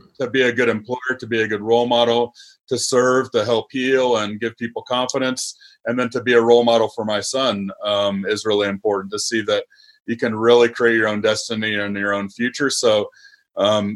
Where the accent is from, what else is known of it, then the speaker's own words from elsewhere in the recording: Nebraska, United States; moved away as an adult; I'm a Nebraska boy through and through. I went to, I grew up in Nebraska.